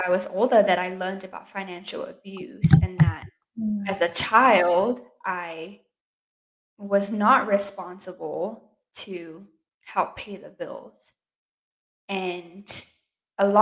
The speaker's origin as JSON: {"language": "English", "country": "Singapore", "tie": "born or raised there", "moved": "yes", "lives_now": "United States", "said": "I grew up in Singapore"}